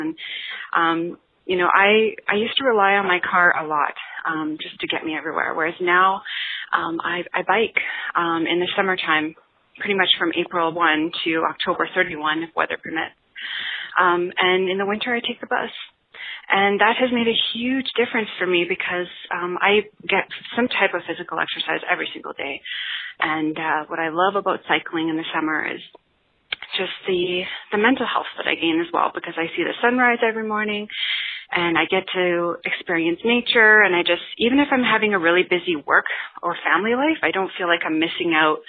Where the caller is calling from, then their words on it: Edmonton, Alberta, Canada; I'm from Edmonton, Alberta, Canada.